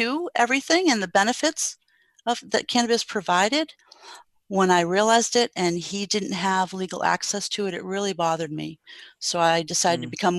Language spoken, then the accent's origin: English; New England, United States; I grew up in New England and I went to school there